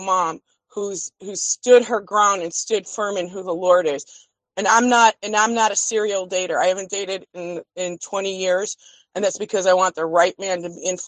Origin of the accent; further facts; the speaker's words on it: Chicago, Illinois, United States; I'm the Italian from Chicago.